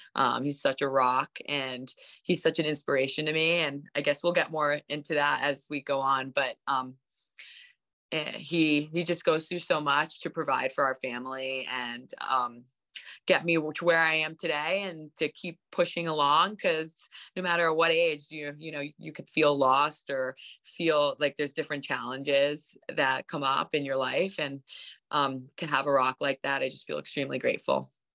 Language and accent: English; Bedford, New York, United States; I'm in from Bedford, New York, which is like a small horse town right outside New York City